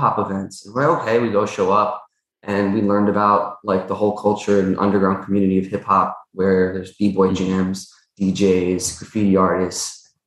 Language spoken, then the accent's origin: English; New York City, New York, United States; I grew up in Astoria